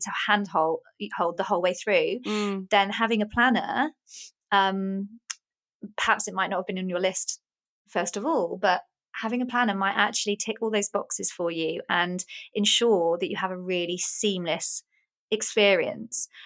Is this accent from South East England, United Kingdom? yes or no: yes; Oxford, South East England, United Kingdom; moved away; also born or lived in Essex; I was born in Oxford and oh. um, grew up there. And then I lived in Essex for a little while